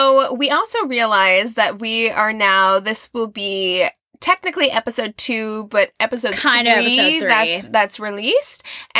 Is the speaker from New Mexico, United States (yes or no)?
yes; Albuquerque, New Mexico, United States; born there; also born or lived in Nevada / Missouri / Utah; now in California, United States; I was born in Albuquerque, New Mexico. I lived in Las Vegas, Nevada for 7 years, and then Missouri, and then Utah, and Missouri, and now I'm in California.